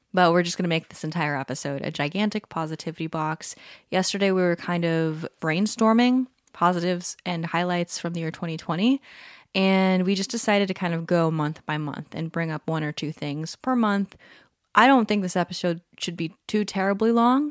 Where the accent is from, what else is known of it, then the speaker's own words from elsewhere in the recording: Palm Desert, California, United States; moved away; We are recording this episode from my hometown. We're on a little getaway, a little Airbnb in Palm Desert, California